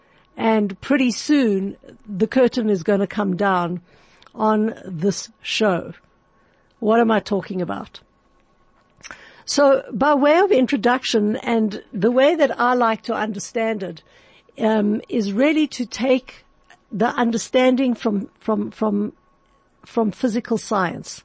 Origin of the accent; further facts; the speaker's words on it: Johannesburg, Gauteng, South Africa; my hometown of Johannesburg, my city town